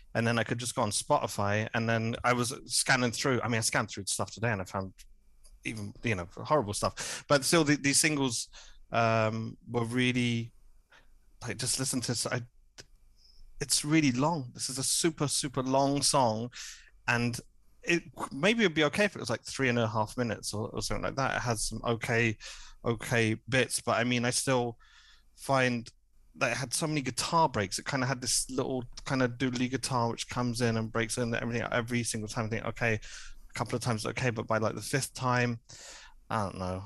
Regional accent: Hertfordshire, East of England, United Kingdom; moved away as an adult; also born or lived in Cardiff; now in Berlin, Germany; I'm from the home counties. I'm from Hertfordshire originally

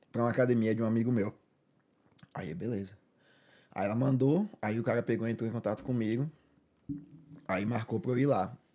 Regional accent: Salvador, Bahia, Brazil; moved away

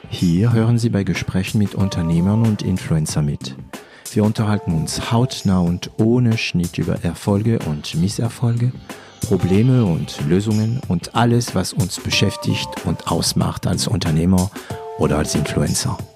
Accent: France; accent: French; German is a second language; mit meinem französischen Akzent. Mhm. Meine Studenten lachen sich immer kaputt, äh, wenn ich Englisch rede. Naja, auch wenn ich Deutsch rede

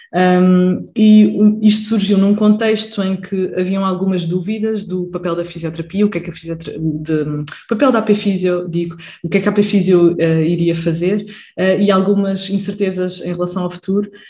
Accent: Lisbon area, Portugal; sou da zona de Lisboa também

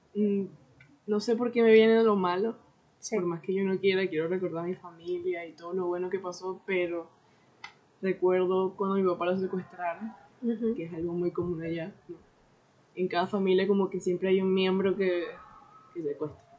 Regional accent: Venezuela; moved away as an adult; also born or lived in Orlando, United States; now in Portugal; soy venezolano

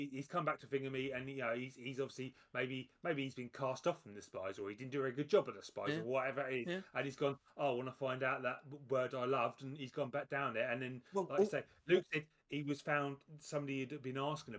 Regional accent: United Kingdom; being British

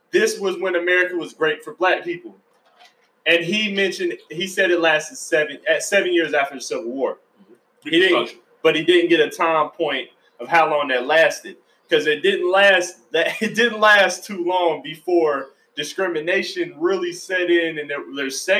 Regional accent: Georgia, United States; also born or lived in Florida; I'm from Florida too. I was born in Florida. I grew up in Georgia

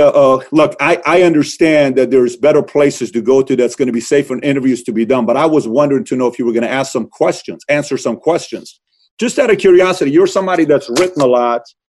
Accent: Iran; born or raised there; now in United States

